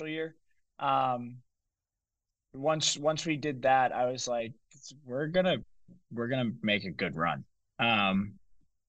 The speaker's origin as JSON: {"language": "English", "town": "Lowell", "region": "Massachusetts", "country": "United States", "tie": "born or raised there", "said": "He played in Lowell, where my hometown is."}